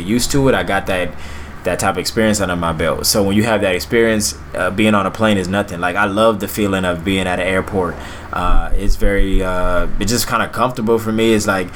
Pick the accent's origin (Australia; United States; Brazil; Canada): United States; Lithonia, Georgia; I grew up in the South in Lithonia, Georgia, not too far from Atlanta.